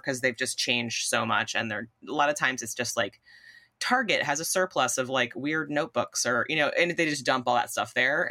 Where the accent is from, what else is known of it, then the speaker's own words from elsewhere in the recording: Southern Connecticut, United States; I grew up in Southern Connecticut.